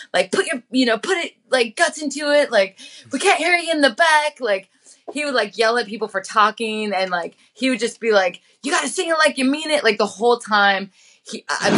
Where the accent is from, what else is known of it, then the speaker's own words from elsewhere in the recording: Missoula, Montana, United States; also born or lived in Billings, Montana; I grew up in Missoula, and then I was put into a foster home